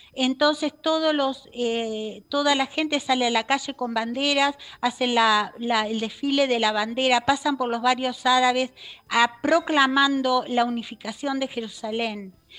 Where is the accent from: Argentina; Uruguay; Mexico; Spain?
Uruguay; moved away as an adult; now in Israel; soy uruguaya. Nací en Uruguay.